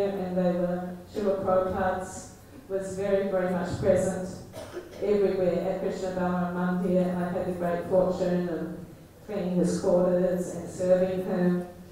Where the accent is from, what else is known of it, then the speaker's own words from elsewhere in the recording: New Zealand; moved away as an adult; also born or lived in London; I'm from New Zealand originally.